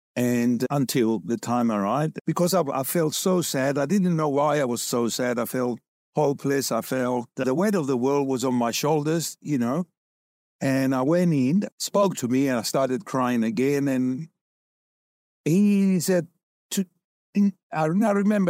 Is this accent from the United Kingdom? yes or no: yes; London, United Kingdom; moved away as an adult; also born or lived in Cyprus; now in Australia; I grew up in Cyprus. Immigrated with my parents to London for twenty years, did my schooling